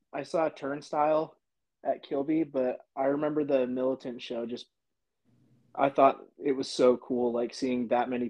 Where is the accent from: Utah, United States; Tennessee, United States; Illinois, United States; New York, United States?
Utah, United States; Bountiful; also born or lived in Salt Lake City, Utah / Sugar House, Salt Lake City; I grew up in Bountiful.